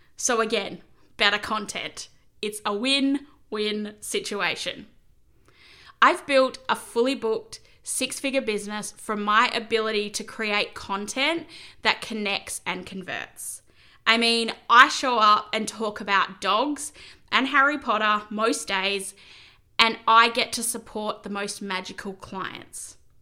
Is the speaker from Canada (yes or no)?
no; Corrigin, Western Australia, Australia; moved away; I'd been living in my hometown of Corigen for about seven years